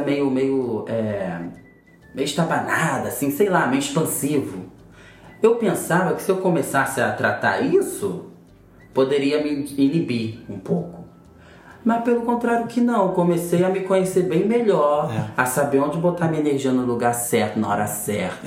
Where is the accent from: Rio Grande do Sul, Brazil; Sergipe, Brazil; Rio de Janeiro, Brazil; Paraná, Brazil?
Rio de Janeiro, Brazil; Duque de Caxias; moved away as an adult; also born or lived in Botafogo, Rio de Janeiro; now in Rio de Janeiro, Brazil; Eu venho lá de Caxias, da Baixada Fluminense. E tô morando aqui agora em Botafogo